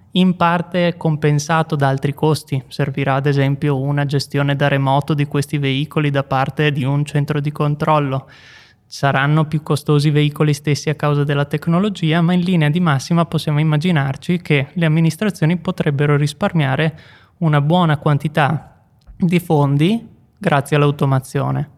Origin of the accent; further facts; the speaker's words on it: Veneto, Italy; now in Bolzano, Italy; i luoghi da cui vengo io del Veneto